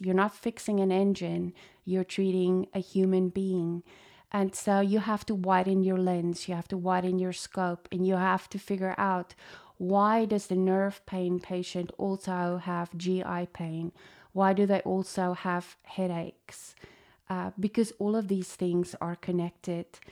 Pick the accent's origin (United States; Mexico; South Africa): South Africa; moved away; I was born in South Africa to a chiropractic dad